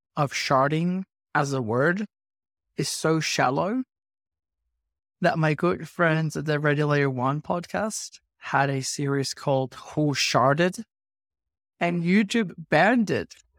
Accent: Venezuela; now in Australia; I grew up in Venezuela, and I migrated to Australia

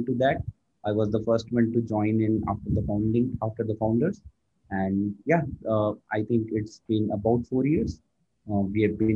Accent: India; I born and brought up in India. Right now, I'm working in Bangalore

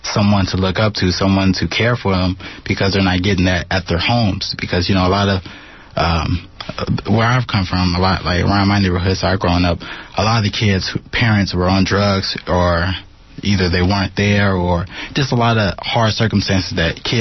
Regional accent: Oakland, California, United States; also born or lived in Reno; I grew up all around Oakland. I lived in the West and the East, and then I moved to Reno

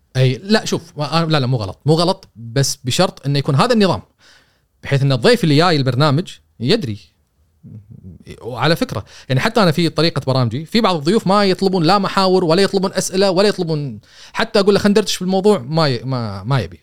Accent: Kuwait; إحنا ك- ككويتيين

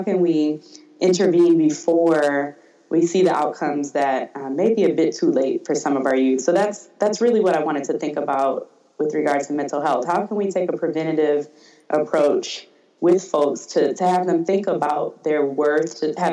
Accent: Detroit, Michigan, United States; growing up in Detroit

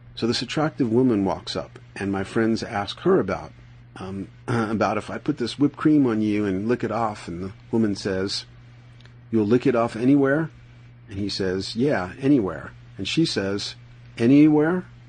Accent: New York City, New York, United States; moved away as an adult; now in Boulder, United States; I'm from the Bronx

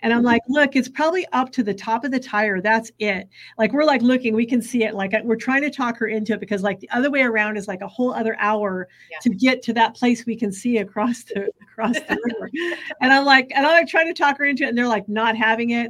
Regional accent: Bakersfield, California, United States; I grew up in California, but I grew up in Bakersfield, California

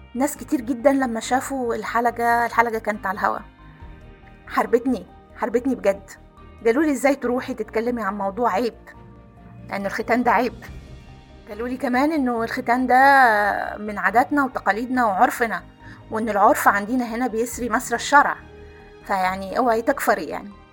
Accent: Aswan, Aswan Governorate, Egypt; احنا شارعنا الحجيجة على الطراز الفاطمي وزي ما قلت لك قبل كده انا كنا ساكنين في, في قلب مدينة أسوان

